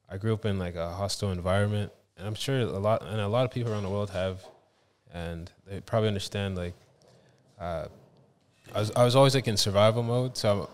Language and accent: English; Toronto, Ontario, Canada; born there; also born or lived in Halifax, Canada; I'm from Canada. I was born in Toronto, and then I moved to a place called Halifax, Nova Scotia, and that's where … was created.